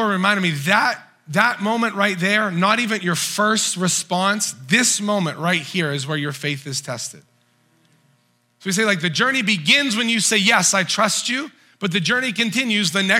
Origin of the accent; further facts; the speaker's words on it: United States; We grew up in the United States